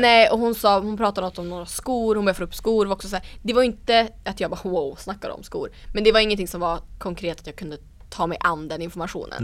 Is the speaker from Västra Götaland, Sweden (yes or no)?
no; Umeå, Västerbotten County, Sweden; Ersboda där jag kommer ifrån i Umeå